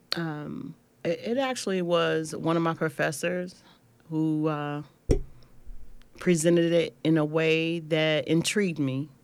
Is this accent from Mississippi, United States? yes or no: no; Cleveland, Ohio, United States; I grew up in Cleveland, in the inner city